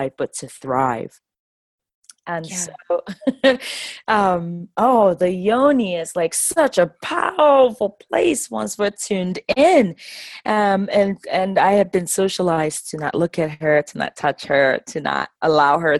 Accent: Enugu, Enugu State, Nigeria; I'm originally from Enugu. I'm an Igbo woman, and basically our people are located in the southeast region of Nigeria

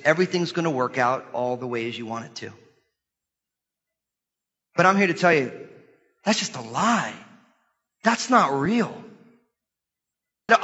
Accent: United States; our lives as American Christians

